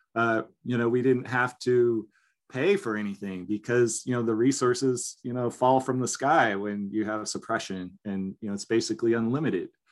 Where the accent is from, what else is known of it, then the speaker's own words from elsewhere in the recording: Forks of Salmon, California, United States; So I was born and raised in Forks of Salmon here in, in the, the Salmon River, which is a tributary to the Klamath